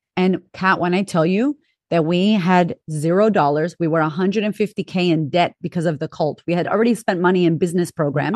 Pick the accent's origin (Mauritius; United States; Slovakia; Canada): United States; Boston, Massachusetts; moved away as an adult; also born or lived in California / Florida; now in Australia; I'm originally from Boston, Massachusetts, big town